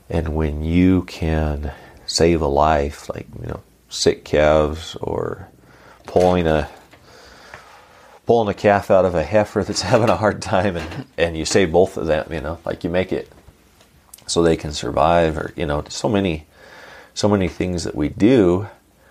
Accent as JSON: {"language": "English", "area": "Starr Valley", "region": "Nevada", "country": "United States", "tie": "born or raised there", "said": "growing up in Star Valley, Nevada, it's a unique part of Nevada"}